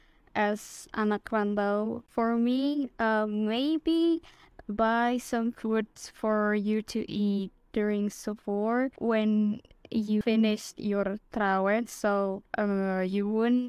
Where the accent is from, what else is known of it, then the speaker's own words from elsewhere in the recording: Jakarta, Indonesia; moved away as an adult; now in Surabaya, Indonesia; my hometown of Jakarta